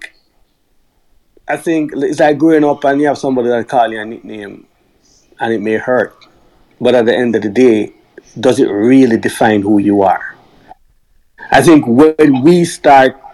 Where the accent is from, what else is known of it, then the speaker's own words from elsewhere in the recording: Jamaica; moved away; I grew up in Jamaica, where I never really faced racism